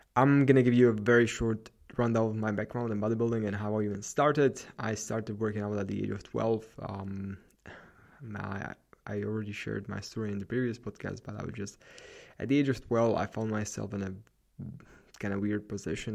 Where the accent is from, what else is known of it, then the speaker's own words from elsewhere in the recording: Slovakia; represent Slovakia, my home country